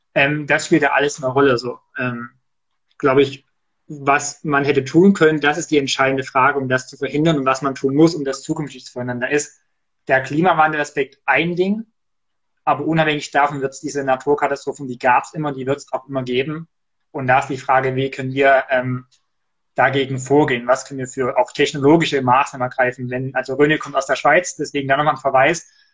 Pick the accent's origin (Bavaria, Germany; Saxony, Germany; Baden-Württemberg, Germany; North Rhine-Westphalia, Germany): Saxony, Germany; Erzgebirge; moved away; bei uns im Erzgebirge, da gab es tatsächlich, jedenfalls als ich da noch gewohnt habe, bis vor einigen Jahren